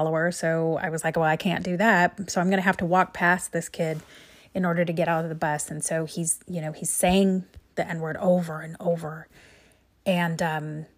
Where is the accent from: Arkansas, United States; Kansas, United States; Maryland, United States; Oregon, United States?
Oregon, United States; Central; I grew up in Central Oregon in the 70s